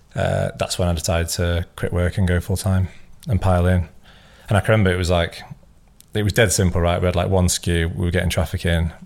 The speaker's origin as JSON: {"language": "English", "town": "Scunthorpe", "region": "Yorkshire and the Humber", "country": "United Kingdom", "also_born_or_lived": "Leeds", "moved": "as an adult", "said": "I was from Scunthorpe originally, which is about an hour away"}